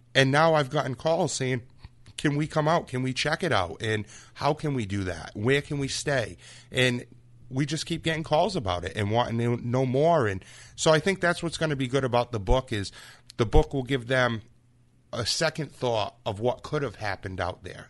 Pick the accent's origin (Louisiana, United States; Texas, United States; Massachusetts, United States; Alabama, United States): Massachusetts, United States; Freetown; growing up in Freetown area